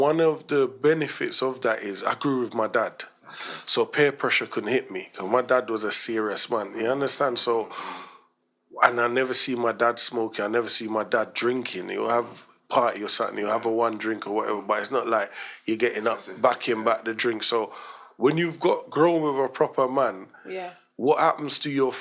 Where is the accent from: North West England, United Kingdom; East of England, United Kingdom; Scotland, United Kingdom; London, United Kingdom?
London, United Kingdom; also born or lived in Jamaica; I grew up in Stoke Newton behind the police station